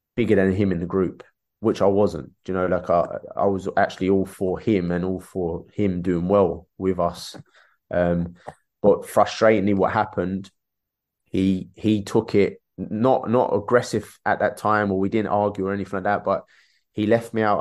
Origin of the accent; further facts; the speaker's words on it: London, United Kingdom; I grew up in Peckham, Dulwich down the road